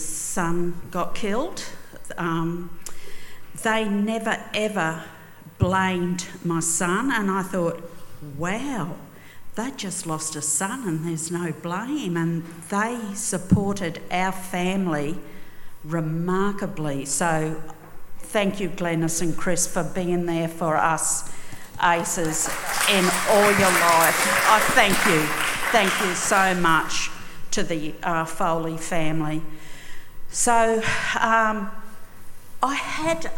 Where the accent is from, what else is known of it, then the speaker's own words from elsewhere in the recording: Mount Isa, Queensland, Australia; I grew up in Mount Isa